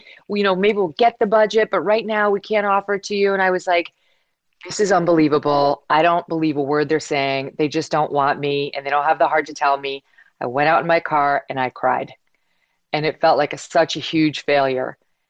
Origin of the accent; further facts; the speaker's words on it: Albany, New York, United States; moved away as an adult; also born or lived in Chicago; now in New York City, United States; Upstate New York originally.